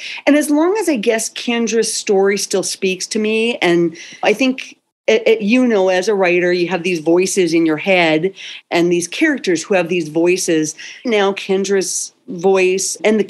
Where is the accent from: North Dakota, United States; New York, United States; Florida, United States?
North Dakota, United States; moved away; also born or lived in California; I am originally from North Dakota and my family's still back here.